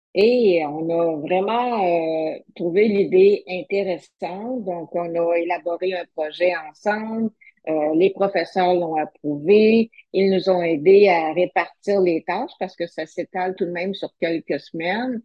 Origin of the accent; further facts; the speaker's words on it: Sherbrooke, Quebec, Canada; je suis originaire de Sherbrooke